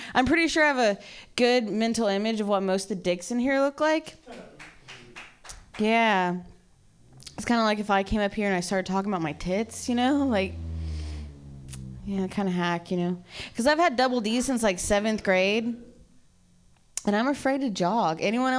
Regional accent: Ohio, United States; I'm from Ohio originally.

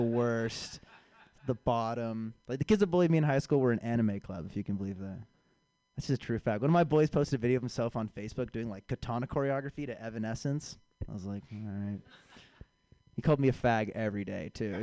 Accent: San Francisco, California, United States; now in Chicago, United States; I was born and raised here in San Francisco

